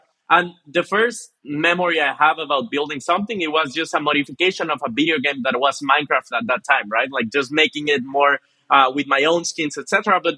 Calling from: Monterrey, Nuevo León, Mexico; I'm joining from Monterrey in Mexico, northeast part of Mexico.

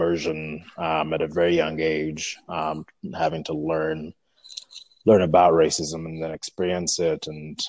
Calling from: Nairobi, Kenya; I'm calling from Nairobi.

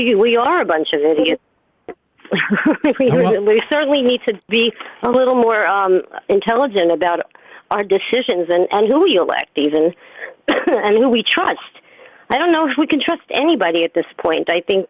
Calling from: New York City, New York, United States; from New York City.

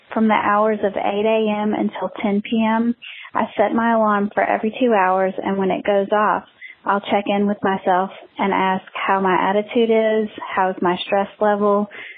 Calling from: Alabama, United States; I'm calling from Alabama

